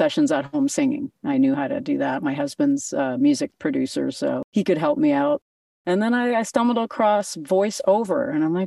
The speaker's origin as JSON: {"language": "English", "country": "Canada", "tie": "born or raised there", "said": "I'm a Canadian girl, born and raised"}